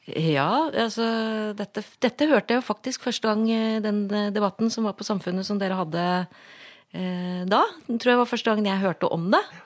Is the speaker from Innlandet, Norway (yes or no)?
yes; Gjøvik, Innlandet, Norway; moved away as an adult; also born or lived in Asker / Oslo; jeg er fra Gjøvik